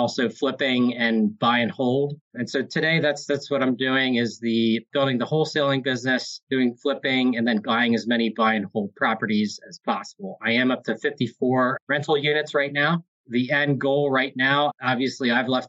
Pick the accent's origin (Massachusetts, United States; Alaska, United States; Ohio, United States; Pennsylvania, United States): Pennsylvania, United States; Hershey; Born and raised in Hershey, Pennsylvania